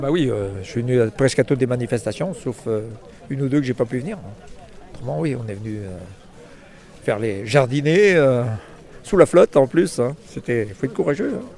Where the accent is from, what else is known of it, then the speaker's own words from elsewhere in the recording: Brittany, France; Je suis de la Bretagne